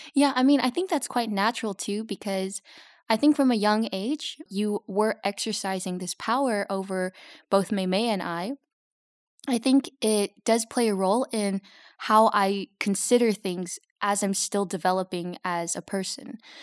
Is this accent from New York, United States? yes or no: no; Los Angeles, California, United States; moved away as an adult; now in Belgium; I grew up in Los Angeles